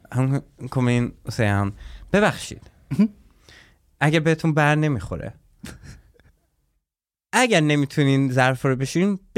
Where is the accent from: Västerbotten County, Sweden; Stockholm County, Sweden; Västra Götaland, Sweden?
Stockholm County, Sweden; Husby; Jag kommer ihåg när jag flyttade från eh, eh när jag flyttade från Husby till Väsby och bytte familj